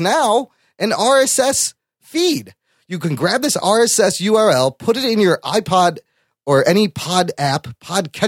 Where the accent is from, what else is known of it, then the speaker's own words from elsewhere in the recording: Chicago, Illinois, United States; I was born in Chicago